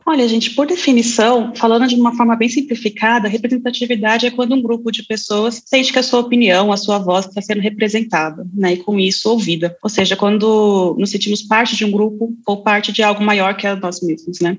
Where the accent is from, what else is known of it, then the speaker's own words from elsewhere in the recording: São Paulo, Brazil; Eu cresci em São Paulo, então tinha escolas